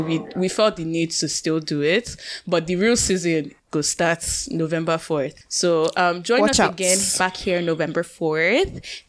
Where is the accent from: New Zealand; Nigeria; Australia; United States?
Nigeria; now in Canada; growing up in Nigeria, we were saying, we're so happy to be Nigerians